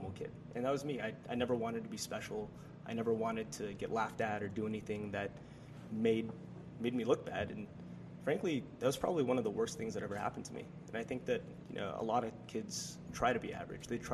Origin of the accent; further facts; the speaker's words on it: Chino Hills, California, United States; moved away as an adult; also born or lived in Minnesota; I'm from California originally, Southern California, from a little city called Chino Hills. And, you know, I grew up in a very kind of conservative Asian house